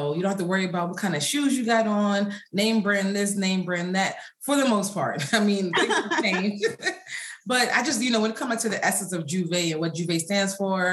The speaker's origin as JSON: {"language": "English", "country": "United States", "said": "I'm American. My parents are from, America"}